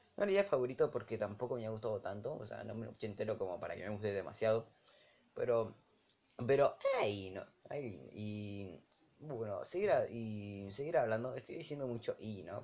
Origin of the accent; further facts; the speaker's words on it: Argentina; soy de Argentina, aunque el idioma ponga eh, Bolivia, pero yo no soy un boliviano